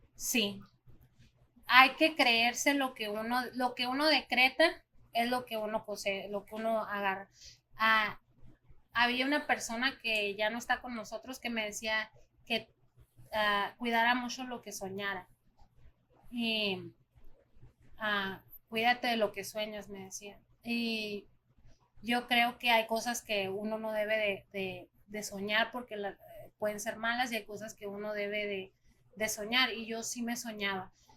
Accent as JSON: {"language": "Spanish", "country": "Mexico", "tie": "born or raised there", "also_born_or_lived": "Arizona, United States", "moved": "yes", "lives_now": "United States", "said": "yo nací en Arizona, entonces también es mi país, pero pues yo soy más mexicana porque me crié allá"}